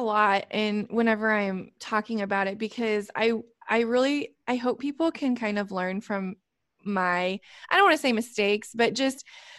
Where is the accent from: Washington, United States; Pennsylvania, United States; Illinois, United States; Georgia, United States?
Illinois, United States; but I am from Illinois and there were three things I used to say when I was little.